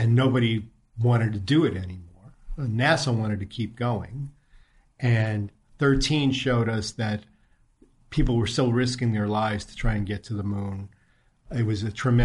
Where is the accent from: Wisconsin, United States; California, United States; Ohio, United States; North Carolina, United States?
Ohio, United States; Cleveland; I grew up in Cleveland, Ohio